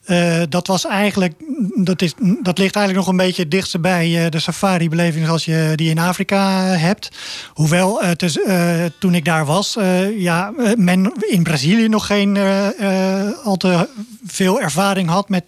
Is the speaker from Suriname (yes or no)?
no; Zoeterwoude, South Holland, Netherlands; also born or lived in Leiden; Ik ben geboren in Leien, ja. Ik ben opgegroeid in de polder van ja, Zoeterwoude.